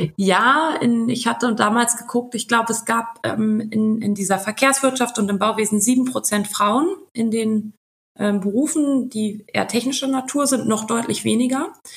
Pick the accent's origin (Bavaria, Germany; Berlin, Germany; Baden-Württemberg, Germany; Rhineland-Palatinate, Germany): Berlin, Germany; also born or lived in Switzerland; Wir sind ja auch Berliner